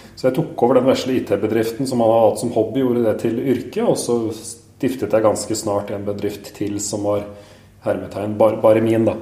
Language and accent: Norwegian; Askim, Østfold, Norway; født og oppvokst i Askim i Østfold